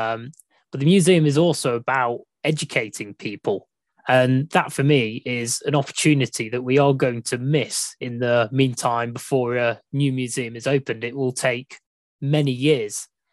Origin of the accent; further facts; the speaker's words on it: Burton upon Trent, West Midlands, United Kingdom; I'm from Burton, brewing capital of the world